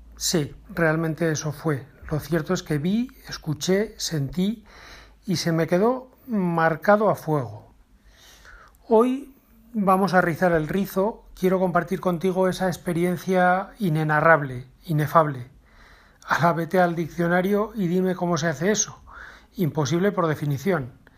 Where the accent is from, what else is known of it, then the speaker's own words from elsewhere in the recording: Navarre, Spain; en Navarra, de donde yo soy